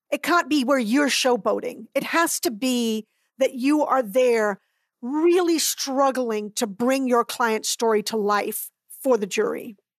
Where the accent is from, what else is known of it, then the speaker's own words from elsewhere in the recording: Barbados; also born or lived in Trinidad; now in United States; I was born in Trinidad and raised in Barbados.